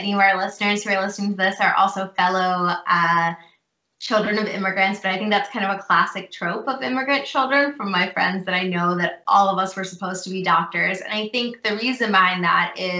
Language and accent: English; Cincinnati, Ohio, United States; moved away as an adult; also born or lived in Chicago area / Houston, Texas; I was born and raised in Cincinnati, Ohio.